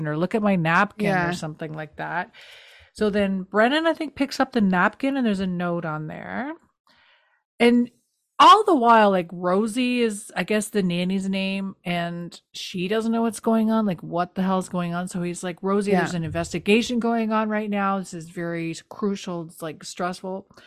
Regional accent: New Brunswick, Canada; We're from New Brunswick.

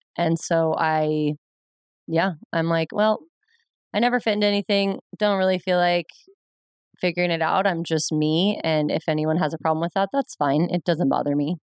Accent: Ventura, California, United States; also born or lived in Pomona, California; I was born and raised in Ventura, California, and lived there my whole life until college

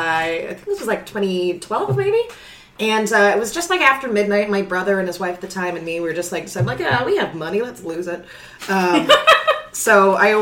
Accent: Brantford, Ontario, Canada; moved away as an adult; also born or lived in Toronto; I was born to parents in Brantford, Ontario, 1987. It was June, so the ice was thawing, and that made it very pleasant for everyone involved. Once they cleaned me up, I grew into a young woman. I moved to Toronto to study theater

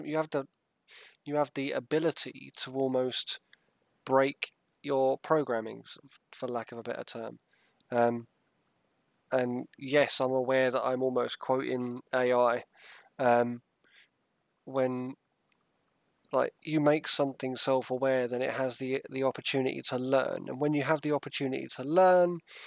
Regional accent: Southend-on-Sea, East of England, United Kingdom; now in Sussex, United Kingdom; I was brought up in Southend

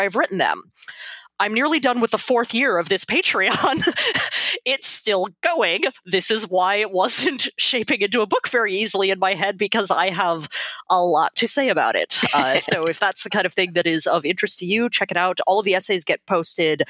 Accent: Texas, United States; I grew up in Texas

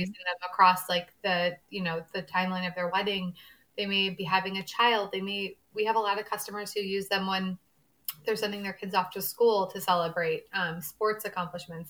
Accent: St. Louis, Missouri, United States; I grew up in St. Louis, Missouri, born and raised here

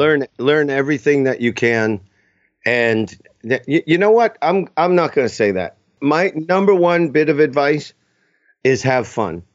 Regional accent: Boston, Massachusetts, United States; also born or lived in Los Angeles; now in New Hampshire, United States; I grew up in Boston. I live in New Hampshire

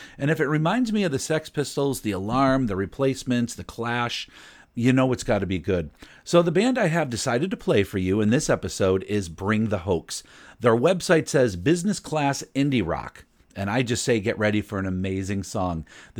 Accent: Broad Brook, Connecticut, United States; If you have never heard of Broadbrook, Connecticut, don't worry about it too much. Not only is it my hometown

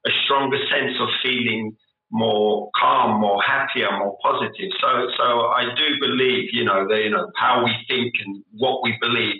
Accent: London, United Kingdom; accent: South London; moved away as an adult; now in Indonesia; I grew up in South London

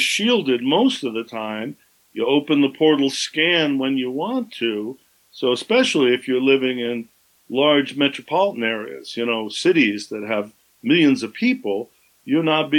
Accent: Southern California, United States; I grew up in Southern California

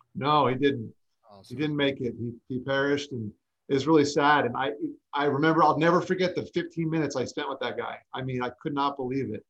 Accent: South Florida, United States; also born or lived in New York; I grew up in South Florida for the most part. I was actually born in New York, but moved down to South Florida when I was young and lived in the melting pot that is Fort Lauderdale, Miami area.

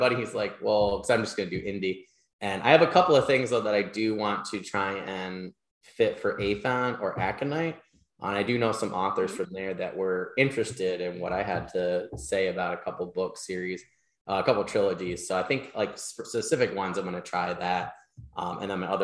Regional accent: Michigan, United States; now in New York, United States; My home state of Michigan

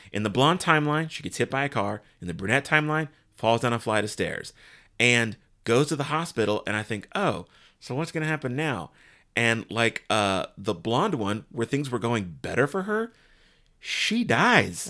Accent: United States; as an American

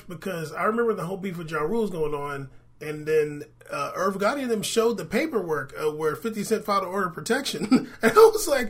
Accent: San Diego, California, United States; Honestly, I grew up in San Diego.

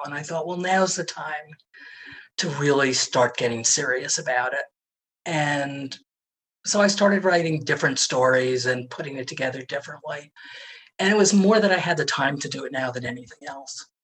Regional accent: New York City, New York, United States; I grew up in Manhattan

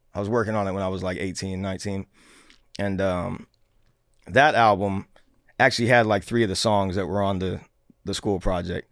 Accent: Seattle, Washington, United States; Born and raised in Seattle, Washington.

